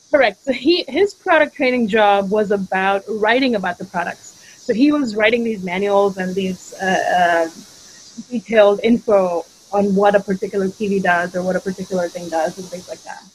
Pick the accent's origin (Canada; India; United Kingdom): India; Mumbai, Maharashtra; moved away as an adult; now in United States; I'm from India originally. I grew up in Bombay or Mumbai